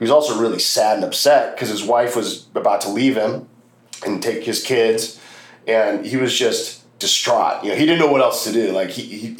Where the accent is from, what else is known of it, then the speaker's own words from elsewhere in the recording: Los Angeles, California, United States; Growing up in Los Angeles